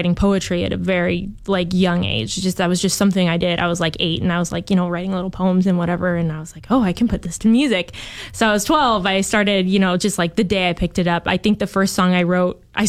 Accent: the Northwest, Pacific Northwest, United States; I'm from the Northwest

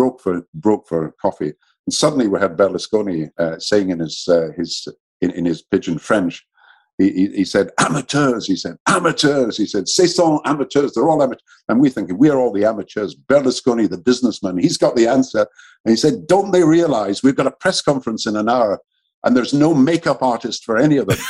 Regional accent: Scotland, United Kingdom; I'm Scottish and British

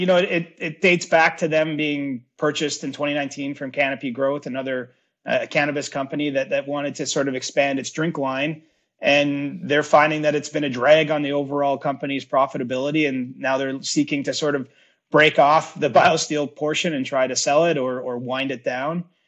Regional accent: Cobourg, Ontario, Canada; my three closest buddies that I grew up with in the Coburg area

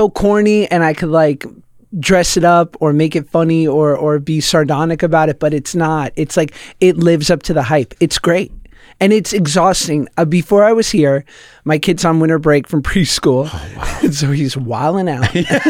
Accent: Manhattan, New York, United States; I grew up in the city in Manhattan and single mom.

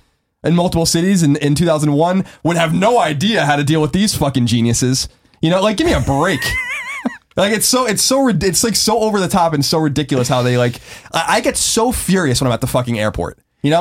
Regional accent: New York, United States; I'm from New York

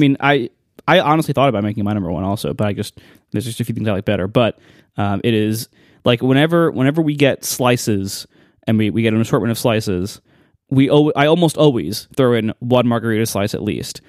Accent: Ohio, United States; moved away; growing up in Ohio

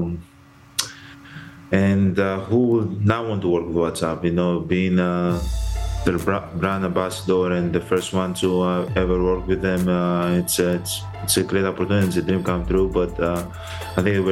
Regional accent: Greece; moved away as an adult; I was born in and raised in Greece, understand the Greek culture, speak the language, know the history.

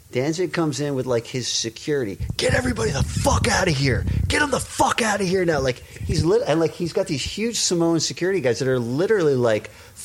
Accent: Westchester, New York, United States; I was from Westchester.

